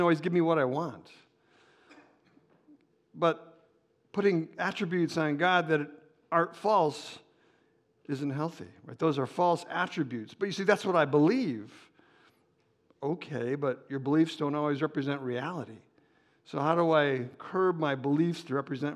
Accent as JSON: {"language": "English", "town": "Chicago", "region": "Illinois", "country": "United States", "moved": "as an adult", "said": "I'm from Chicago originally, but I was there for 30 years"}